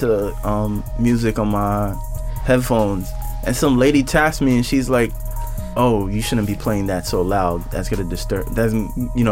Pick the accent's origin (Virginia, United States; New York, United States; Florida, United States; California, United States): New York, United States; New York City; I've always been a Brooklynite for most of my life